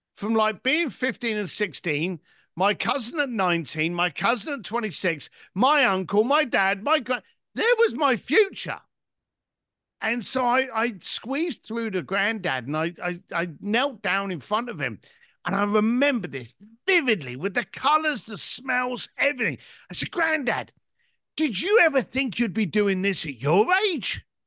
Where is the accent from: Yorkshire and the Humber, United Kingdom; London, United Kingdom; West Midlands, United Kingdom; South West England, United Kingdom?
London, United Kingdom; I was born in East London, son of a bricklaying family, and basically left school at the age of fifteen